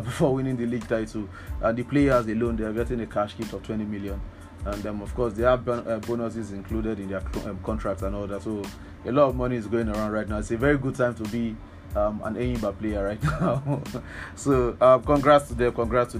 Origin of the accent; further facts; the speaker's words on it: Lagos, Nigeria; As a Lagos person myself, sorry, I grew up in Lagos, so we like to claim Lagos.